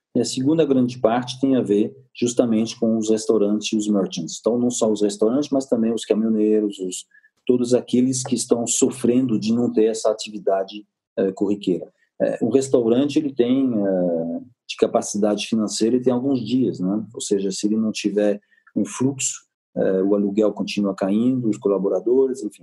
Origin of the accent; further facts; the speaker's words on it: France; Portuguese is a second language; now in Brazil; eu sou francês